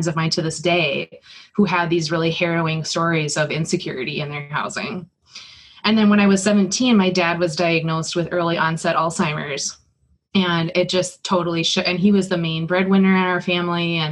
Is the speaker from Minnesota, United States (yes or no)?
yes; St. James, Minnesota, United States; I grew up in a little town called St. James, Minnesota, in Wattenwang County in southwest Minnesota